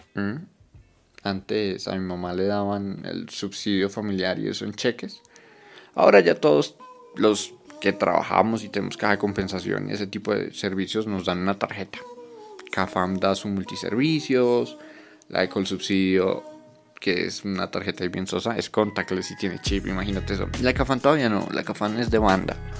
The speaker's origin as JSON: {"language": "Spanish", "country": "Colombia", "said": "esa estética del contactless que por ejemplo tenemos en Colombia"}